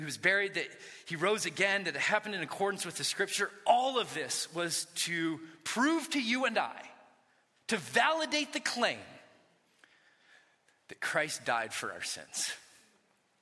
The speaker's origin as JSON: {"language": "English", "area": "Orange County", "region": "California", "country": "United States", "tie": "born or raised there", "said": "When I was a kid, I grew up in Orange County"}